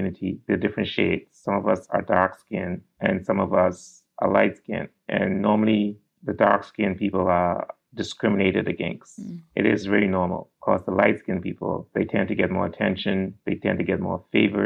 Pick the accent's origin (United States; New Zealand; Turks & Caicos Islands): Turks & Caicos Islands; I grew up in the Turks and Caicos Islands, where I still live.